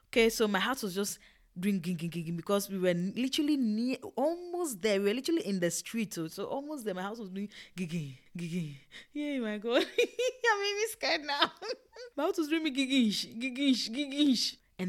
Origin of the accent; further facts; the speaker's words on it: Ghana; also born or lived in Togo; Okay, I grew up in Ghana and in Togo. So I just saw my entire like childhood there.